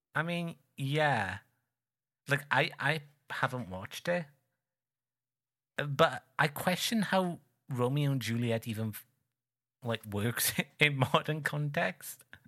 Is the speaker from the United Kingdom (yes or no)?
yes; United Kingdom; I'm not English. Uh, but the fellow guy from the same island as me